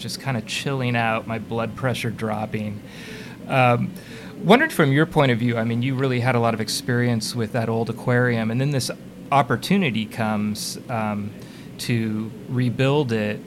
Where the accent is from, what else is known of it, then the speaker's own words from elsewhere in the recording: Bay Area, California, United States; I grew up in the Bay Area